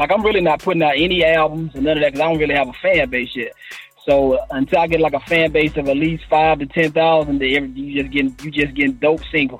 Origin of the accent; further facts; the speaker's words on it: Prichard, Alabama, United States; Well, I'm from originally I'm from Pritchard, Alabama. That's where I live pretty much all my life. I'm actually still here.